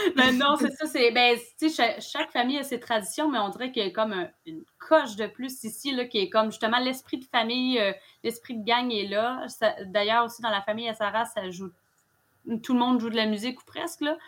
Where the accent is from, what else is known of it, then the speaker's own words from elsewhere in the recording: Mauricie, Quebec, Canada; also born or lived in Gaspésie; now in Sainte-Anne-des-Monts, Canada; je suis native de la Mauricie, moi, à la base.